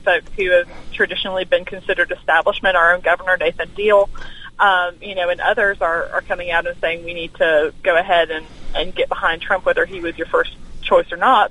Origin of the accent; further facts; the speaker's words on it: Alabama, United States; moved away as an adult; my home state is is Alabama. Okay. I, I moved here from from Alabama a few years okay. ago.